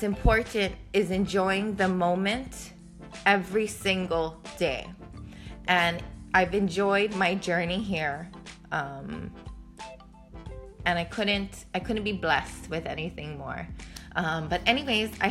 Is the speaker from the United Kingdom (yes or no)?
no; Hawaii, United States; moved away as an adult; now in New York City, United States; I literally went from living my entire life in Hawaii to moving to New York City